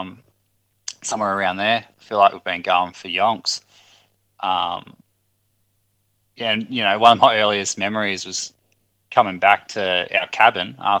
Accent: Albury, New South Wales, Australia; I've born and raised in Albury

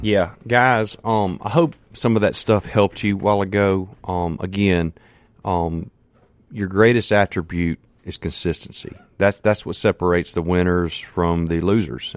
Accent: Canton, Mississippi, United States; I'm from Canton, Mississippi. Man, I'm just a country boy.

